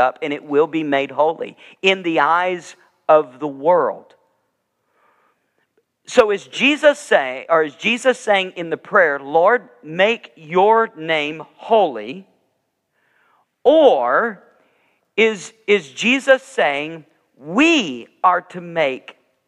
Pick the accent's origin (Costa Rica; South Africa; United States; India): United States; the South; moved away as an adult; also born or lived in Georgia / Alabama / Wisconsin; when I grew up in the South, both in Georgia and Alabama